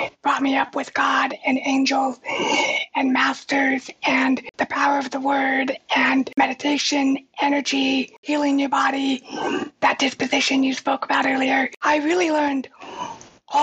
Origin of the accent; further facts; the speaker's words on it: Reno, Nevada, United States; I grew up in Reno, and we have pretty harsh winters there